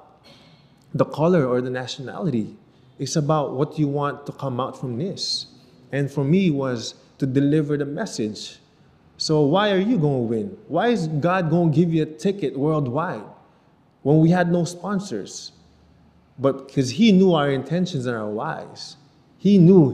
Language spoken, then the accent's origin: English; Canada; moved away as an adult; now in Philippines; me growing up in Canada